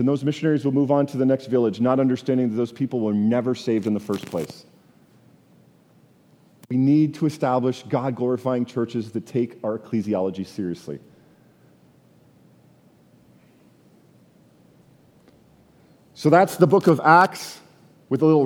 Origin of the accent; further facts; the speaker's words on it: Canada; I'm from Canada